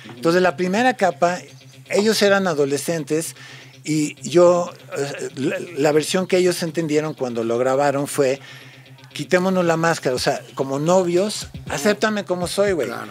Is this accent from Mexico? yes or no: yes; San Luis Río Colorado, Sonora, Mexico; Spanish is a second language; also born or lived in United States; como vivía allá, nunca estudié en México hice mi primaria, mi secundaria y universidad en Estados Unidos, entonces nunca aprendí español